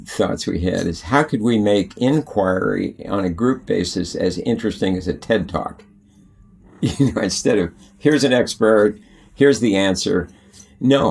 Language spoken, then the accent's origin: English; Bishop, California, United States; I grew up in the High Sierras in Bishop, California.